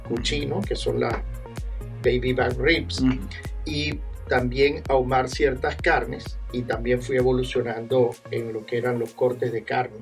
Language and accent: Spanish; Venezuela; moved away; Traigo desde Venezuela, yo soy de Venezuela